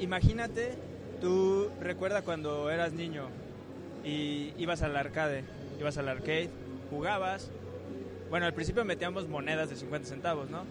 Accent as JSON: {"language": "Spanish", "country": "Mexico", "said": "como mexicanos lo vemos"}